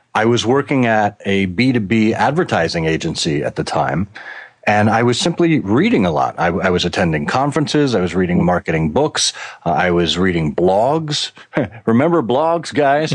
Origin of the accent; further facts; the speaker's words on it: Connecticut, United States; moved away as an adult; also born or lived in Boston; now in Michigan, United States; I grew up in Connecticut, and then I went to school in Boston, and I stayed on in Boston for 20 years until Ford recruited me out to Michigan